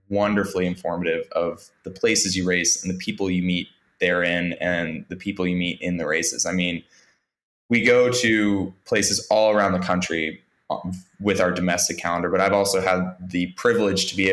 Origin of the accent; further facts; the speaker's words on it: Washington, District of Columbia, United States; my hometown in Washington, D.C.